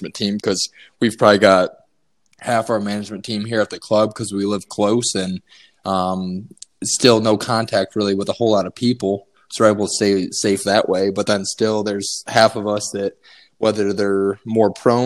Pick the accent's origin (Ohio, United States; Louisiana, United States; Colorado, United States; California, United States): Ohio, United States; Maumee; moved away as an adult; also born or lived in Angola, Indiana; born and raised in Maumee, Ohio, right outside Toledo